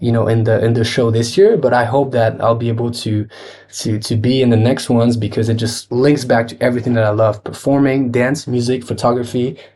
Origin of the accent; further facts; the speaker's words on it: France; one of the biggest networks of artists that I grew up with in France watching